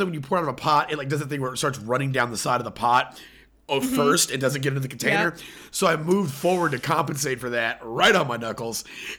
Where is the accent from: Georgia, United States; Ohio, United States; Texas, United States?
Texas, United States; Killeen; I grew up in Killeen, Texas, has a huge, like, Samoan community.